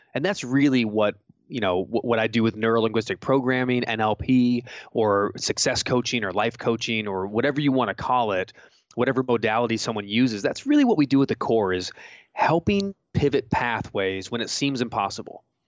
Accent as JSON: {"language": "English", "region": "California", "country": "United States", "tie": "born or raised there", "said": "growing up in California"}